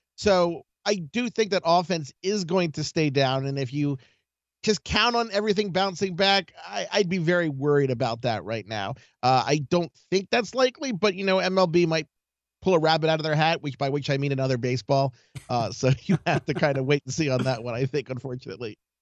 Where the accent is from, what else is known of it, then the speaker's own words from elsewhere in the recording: Baltimore, Maryland, United States; I'm from Baltimore